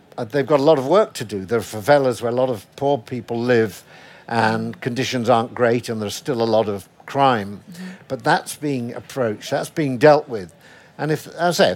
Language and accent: English; Sheffield, Yorkshire and the Humber, United Kingdom; I'm from Sheffield